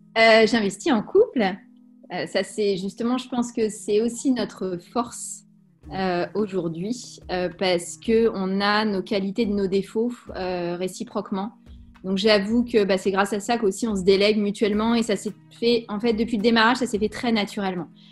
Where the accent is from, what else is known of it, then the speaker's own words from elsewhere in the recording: Saint-Brieuc, Brittany, France; je suis née à Saint-Brieuc, donc dans les Côtes d'Armor. Je suis une bretonne de pure souche